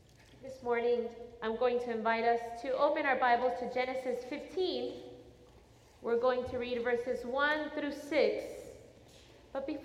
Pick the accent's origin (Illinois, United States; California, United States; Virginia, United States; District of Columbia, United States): Illinois, United States; Chicago; I am very much, well, I was more at that time, an inner city girl. I'm from Chicago